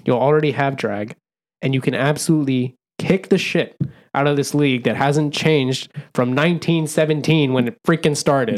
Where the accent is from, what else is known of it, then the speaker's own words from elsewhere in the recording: Bay Area, California, United States; We grew up in the Bay Area